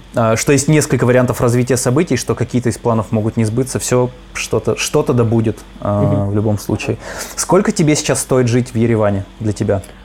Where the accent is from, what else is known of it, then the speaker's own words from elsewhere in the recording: Izhevsk, Udmurtia, Russia; у меня в Ижевске, естественно, такого не было